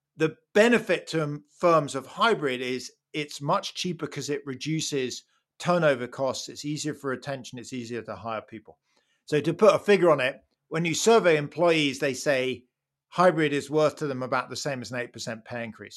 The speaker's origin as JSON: {"language": "English", "country": "United Kingdom", "said": "as a Brit"}